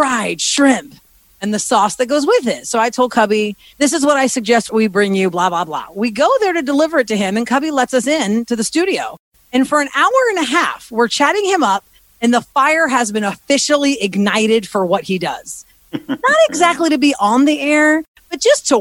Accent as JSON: {"language": "English", "town": "Houston", "region": "Texas", "country": "United States", "tie": "born or raised there", "also_born_or_lived": "Philadelphia", "moved": "as an adult", "said": "Born and raised in Houston, Texas, to a Greek family. My parents were born in Greece. I'm a first generation Greek American"}